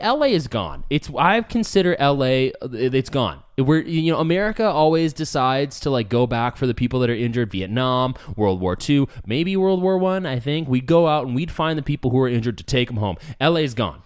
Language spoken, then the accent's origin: English; Escondido, California, United States; moved away; I am a native San Diegan. I was born in Escondido